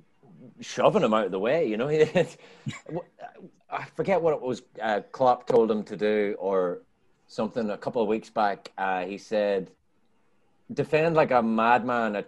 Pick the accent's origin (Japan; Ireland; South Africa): Ireland; now in United States; I'm Irish